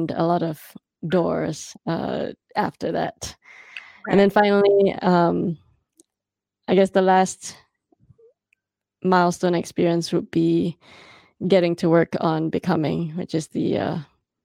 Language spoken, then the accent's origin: English; Singapore; moved away; I am an immigrant. I am a Singaporean woman.